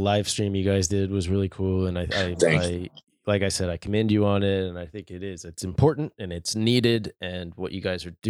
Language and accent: English; Peoria, Illinois, United States; now in Minneapolis, United States; my hometown of Peoria, Illinois.